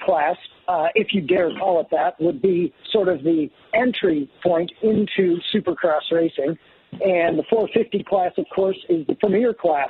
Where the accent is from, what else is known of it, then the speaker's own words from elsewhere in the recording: Detroit, Michigan, United States; we're up here in Detroit, my hometown